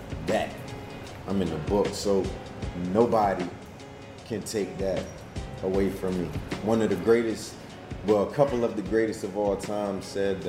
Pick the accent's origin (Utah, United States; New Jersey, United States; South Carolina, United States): South Carolina, United States; Bridgeport, Connecticut; now in Georgia, United States; I'm originally from Bridgeport, Connecticut